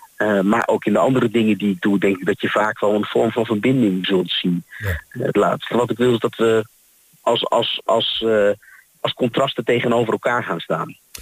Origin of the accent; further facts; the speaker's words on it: Haarlem, North Holland, Netherlands; moved away as an adult; now in Twente, Netherlands; Ik kom eigenlijk uit Haarlem